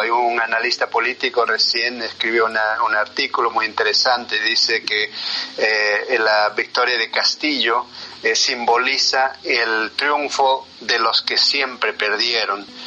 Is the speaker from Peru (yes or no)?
yes; Peru; first language Quechua; Spanish is a second language; moved away; soy, como vos has dicho bien, eh, del, eh, del, interior del, del, Perú. Soy quechua originalmente, mi primer idioma es quechua